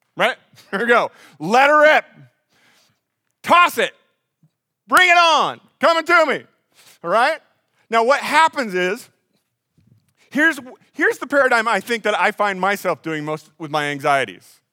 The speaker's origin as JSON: {"language": "English", "town": "Des Moines", "region": "Iowa", "country": "United States", "tie": "born or raised there", "lives_now": "Pella, United States", "said": "I grew up in Des Moines"}